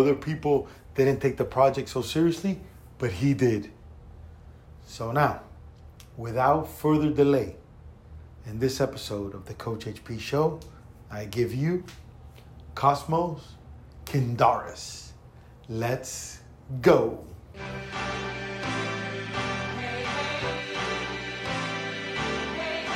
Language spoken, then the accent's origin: English; Cuba; I'm from Cuba